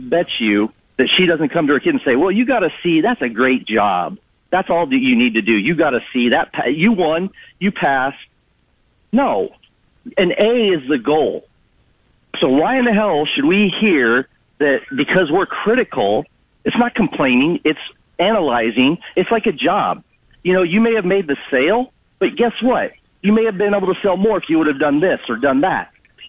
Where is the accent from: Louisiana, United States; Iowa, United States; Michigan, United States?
Iowa, United States; Keokuk County; now in Fort Myers, United States; From Keokuk County.